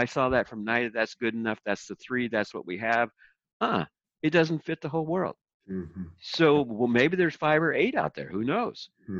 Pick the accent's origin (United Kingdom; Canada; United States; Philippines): Philippines; And because then that was kind of my background where I came from the Philippines.